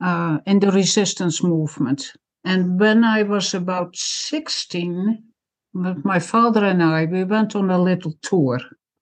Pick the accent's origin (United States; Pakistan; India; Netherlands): Netherlands; Zaandijk, North Holland; also born or lived in Friesland (parents); now in Canada; My parents are from Friesland. I'm a Frisian girl, but I was born in Zandijk, the province of North Holland.